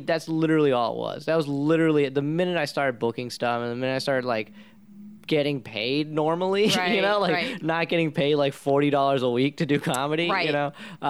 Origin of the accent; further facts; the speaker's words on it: India; You know, I'm Indian, so doctor, lawyer, anything like anything that's not being a band or a comedian